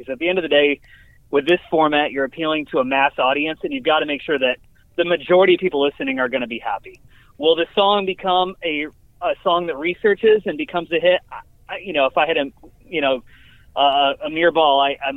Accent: Syracuse, New York, United States; now in Oklahoma City, United States; I'm from Syracuse. I went to SU around the same time that he did.

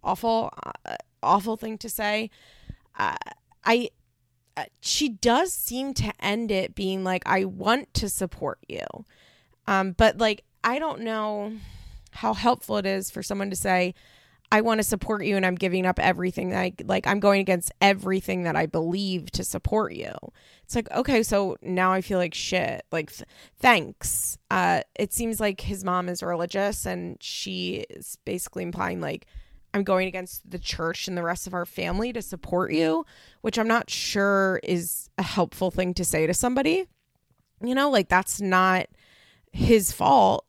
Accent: Philadelphia, Pennsylvania, United States; also born or lived in Baltimore suburbs, Maryland; I'm from the Philadelphia suburbs

